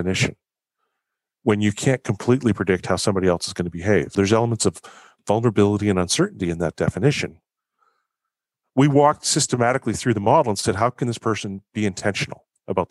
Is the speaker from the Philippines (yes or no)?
no; Canada; also born or lived in Victoria; as a Canadian living in Canada